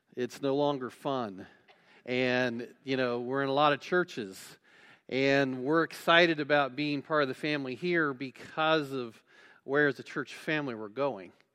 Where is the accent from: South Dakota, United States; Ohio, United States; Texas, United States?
Ohio, United States; West Alexandria; I grew up in West Alexandria, Ohio, if you know where that is, and went to Twin Valley South High School